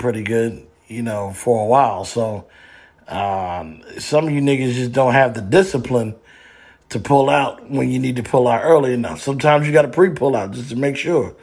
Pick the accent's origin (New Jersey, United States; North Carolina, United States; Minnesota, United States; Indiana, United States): New Jersey, United States; I'm from Jersey